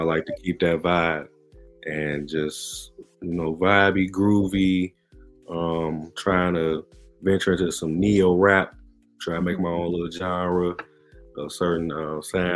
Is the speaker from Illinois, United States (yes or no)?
yes; Chicago, Illinois, United States; I'm from Chicagoland, so Chicago and the suburbs.